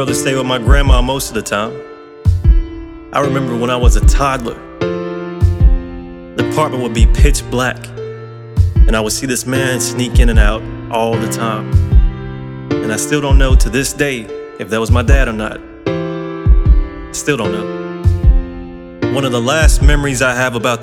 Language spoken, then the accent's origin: English; Hillsboro, Alabama, United States; I was born in Hillsboro, Alabama. Country boy